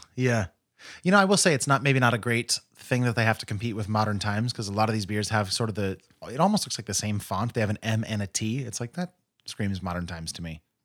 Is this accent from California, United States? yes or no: yes; Modesto, California, United States; I grew up in Modesto, which is a stone's throw from Tracy